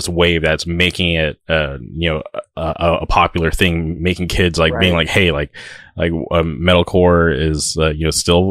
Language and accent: English; California, United States; I'm from California